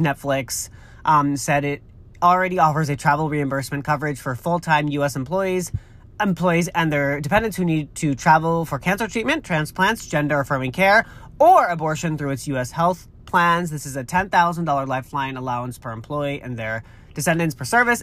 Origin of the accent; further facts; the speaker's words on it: Massachusetts, United States; moved away; also born or lived in California; I'm from Massachusetts. It's where I grew up